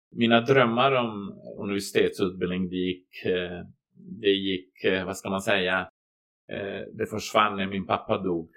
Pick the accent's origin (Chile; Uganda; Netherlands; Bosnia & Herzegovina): Bosnia & Herzegovina; Banja Luka, Republika Srpska; Swedish is a second language; moved away as an adult; now in Borgholm, Sweden; jag är kroat från Bosnien